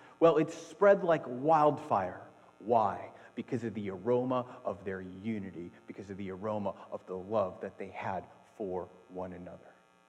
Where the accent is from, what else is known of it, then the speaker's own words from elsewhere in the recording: Athens, Attica, Greece; No, seriously, I was born in Athens, Greece. My mom is Greek, and I spent the first part of my life in Greece.